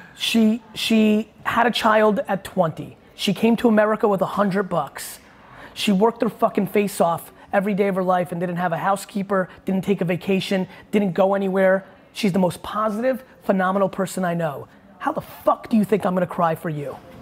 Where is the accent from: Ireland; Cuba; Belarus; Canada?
Belarus; I was born in Belarus